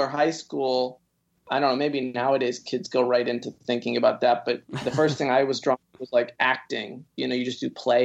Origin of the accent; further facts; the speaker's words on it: Jacksonville, Florida, United States; moved away as an adult; also born or lived in Quad Cities, Iowa / Washington, D.C.; now in Los Angeles, United States; when I was 10, I moved to Jacksonville, Florida, which is, North Florida